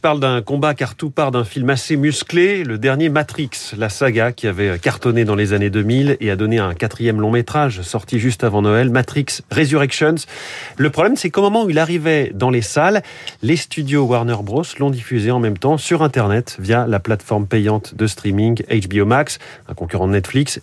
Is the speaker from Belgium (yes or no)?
no; France